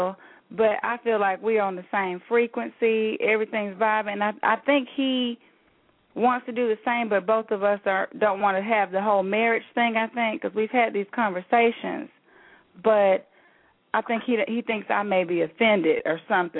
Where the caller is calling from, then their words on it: Alabama, United States; I'm calling from Alabama